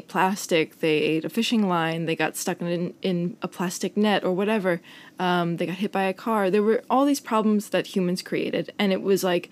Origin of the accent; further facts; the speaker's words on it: Long Island, New York, United States; moved away as an adult; now in Copenhagen, Denmark; I went to Stony Brook, and I grew up on Long Island